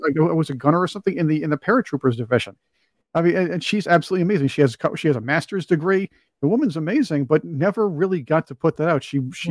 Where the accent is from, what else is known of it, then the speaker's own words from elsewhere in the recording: New York, United States; I'm from New York